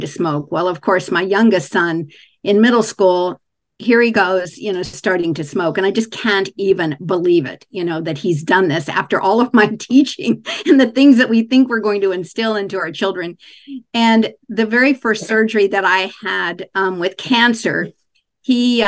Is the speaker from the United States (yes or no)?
yes; Kansas, United States; I was raised in Kansas